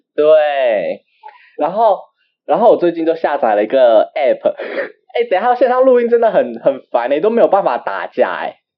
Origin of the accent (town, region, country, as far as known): Taiwan